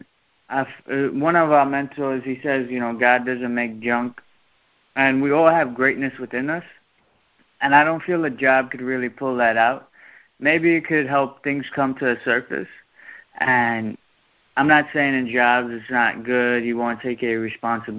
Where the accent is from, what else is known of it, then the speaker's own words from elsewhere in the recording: New York City, New York, United States; also born or lived in Queens, New York; Queens, New York. I'm originally from Brooklyn. I just moved here a month ago.